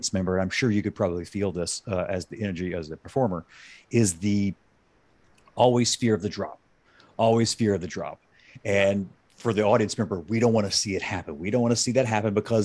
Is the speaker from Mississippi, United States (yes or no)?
yes; Ocean Springs, Mississippi, United States; now in Chicago, United States; I grew up on the Mississippi Gulf Coast, just 2 hours east